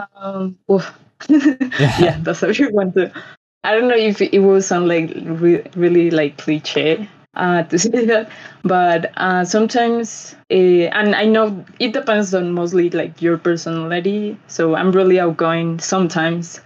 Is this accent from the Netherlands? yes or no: no; Bogota, Colombia; from Colombia, Bogota specifically.